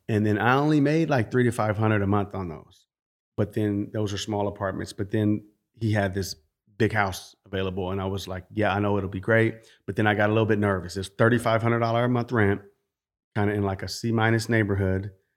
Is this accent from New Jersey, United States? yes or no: no; California, United States; growing up in California, working with property owners